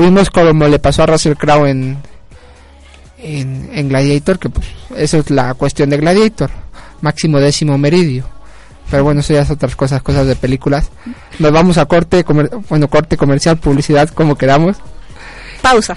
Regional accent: Mexico; como mexicanos

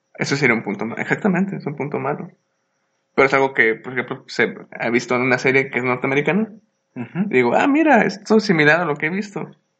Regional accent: Mexico; somos mexicanos

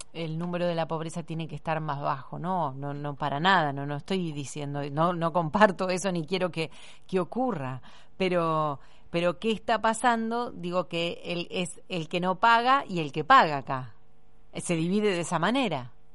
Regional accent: Argentina; como somos los argentinos

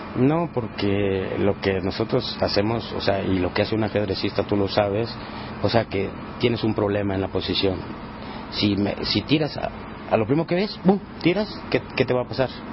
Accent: Monterrey, Nuevo León, Mexico; Yo soy originario de Monterrey, Nuevo León, de la, del norte

